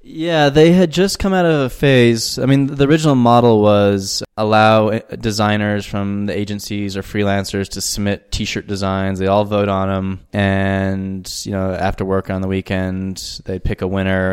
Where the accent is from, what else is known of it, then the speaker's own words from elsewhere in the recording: Albuquerque, New Mexico, United States; moved away as an adult; also born or lived in New York; now in Johannesburg, South Africa; the Sandia Mountains that border Albuquerque, where I grew up.